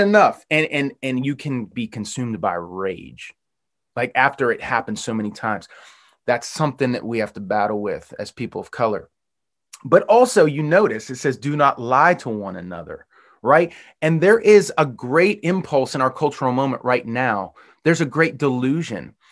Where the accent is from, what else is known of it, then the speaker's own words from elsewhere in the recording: Western Pennsylvania, United States; moved away; I grew up in Western Pennsylvania